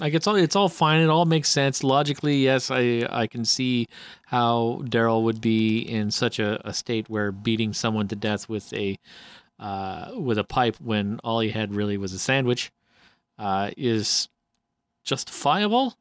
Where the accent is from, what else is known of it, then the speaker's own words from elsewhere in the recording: Northern Ontario, Canada; I'm from Northern Ontario.